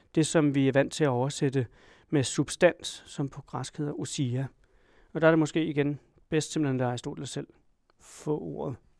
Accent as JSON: {"language": "Danish", "country": "Denmark", "said": "Jeg har sikkert nogle politiske opfattelser, som kommer af at være dansker"}